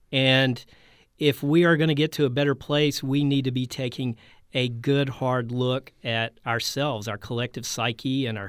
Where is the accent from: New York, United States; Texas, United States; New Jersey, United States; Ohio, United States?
Texas, United States; I mean, Beto O'Rourke in my home state, he's running the right kind of campaign.